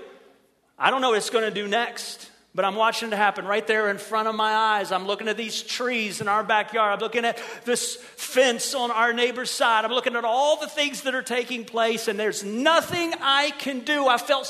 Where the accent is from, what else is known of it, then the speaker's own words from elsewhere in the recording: Ohio, United States; moved away as an adult; now in Merritt Island, United States; It was a great welcome to Florida for some kids who'd been born and raised in Ohio